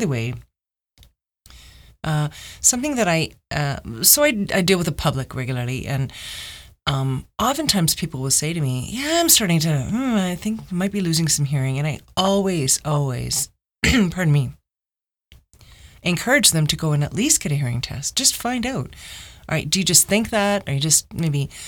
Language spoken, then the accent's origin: English; Mississauga, Ontario, Canada; I grew up in Mississauga, Ontario, and I had a pretty regular childhood.